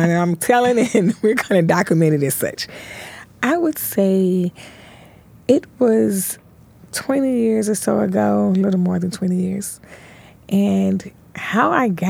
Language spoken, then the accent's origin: English; Memphis, Tennessee, United States; born and raised in Memphis, Tennessee